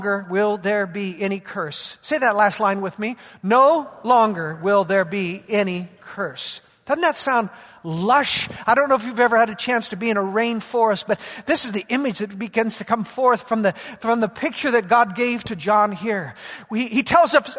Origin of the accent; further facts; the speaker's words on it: Yakima, Washington, United States; I grew up in Yakima, and our whole life as agricultural people was built around the harvest in the fall